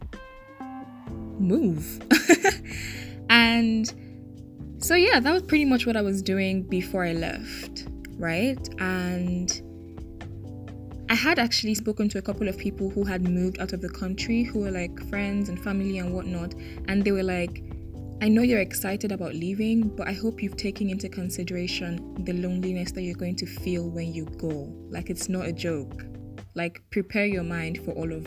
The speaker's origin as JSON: {"language": "English", "country": "Nigeria", "also_born_or_lived": "Lagos, Nigeria", "moved": "as an adult", "lives_now": "Mauritius", "said": "I'm Nigerian"}